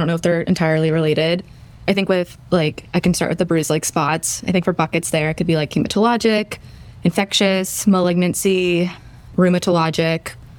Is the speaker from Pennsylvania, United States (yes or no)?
yes; Pittsburgh, Pennsylvania, United States; fourth year at Feinberg, from Pittsburgh